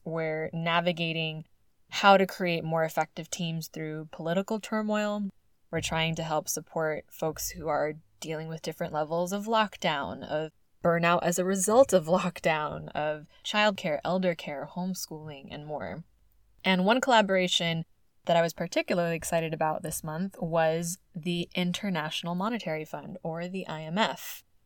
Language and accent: English; California, United States; my home state of California